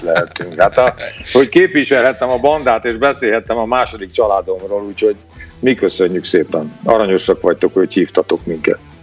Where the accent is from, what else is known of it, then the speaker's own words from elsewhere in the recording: Hungary; Én bolgár származású vagyok, bolgár a vérem. Apukám, anyukám, anyukám bulgár volt, de Magyarországon születtem, tehát magyar vagyok.